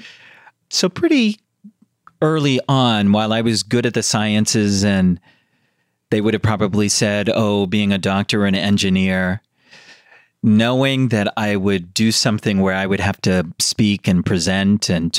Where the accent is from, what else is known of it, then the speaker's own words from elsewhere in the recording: United States; I was born in America.